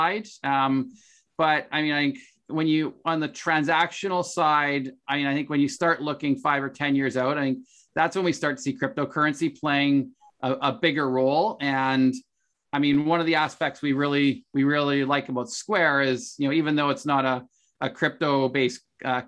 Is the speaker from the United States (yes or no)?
no; Canada; as a Canadian